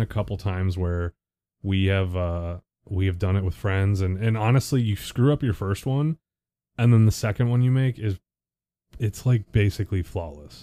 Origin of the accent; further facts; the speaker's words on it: Buffalo, New York, United States; moved away; we're from the Buffalo area originally